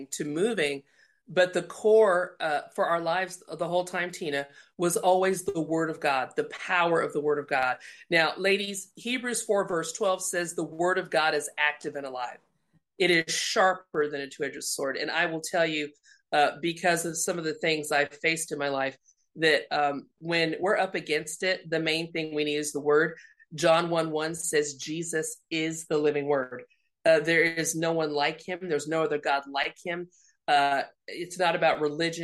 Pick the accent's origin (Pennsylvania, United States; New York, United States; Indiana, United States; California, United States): Indiana, United States; moved away; also born or lived in Colorado; my dad stayed where we grew up in Indiana, and my mom decided to start over with my sister and I in Colorado